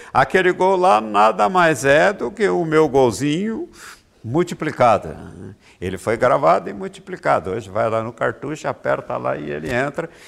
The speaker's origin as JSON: {"language": "Portuguese", "region": "Minas Gerais", "country": "Brazil", "moved": "yes", "said": "Minas Gerais, eu sou mineiro"}